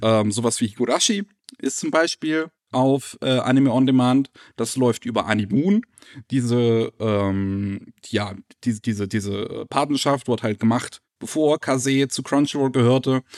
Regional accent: Germany; als äh, Deutsche

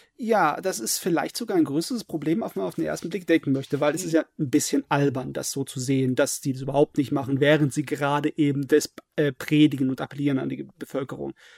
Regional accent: Germany; bei uns in Deutschland

